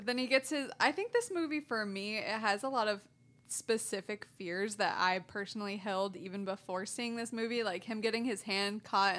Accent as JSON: {"language": "English", "town": "Sacramento", "region": "California", "country": "United States", "tie": "born or raised there"}